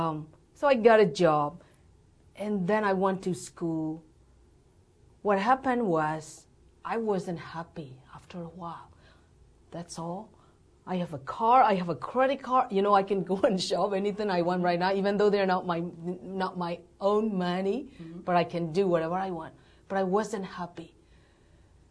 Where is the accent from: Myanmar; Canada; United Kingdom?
Myanmar; born or raised there; English is a second language; moved away as an adult; now in United States